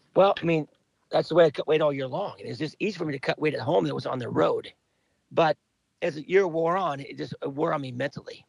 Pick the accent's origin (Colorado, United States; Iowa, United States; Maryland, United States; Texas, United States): Iowa, United States; Cedar Rapids; also born or lived in Bloomfield, Iowa; I grew up in Cedar Rapids